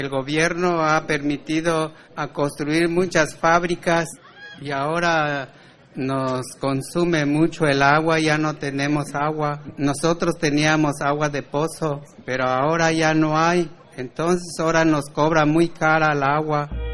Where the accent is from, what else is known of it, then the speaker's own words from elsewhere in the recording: State of Mexico, Mexico; yo vengo del Estado de México y yo hablo al otomí.